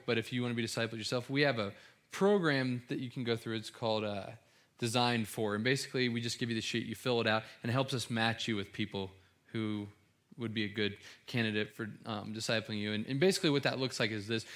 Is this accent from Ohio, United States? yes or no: yes; Cincinnati, Ohio, United States; I'm from Cincinnati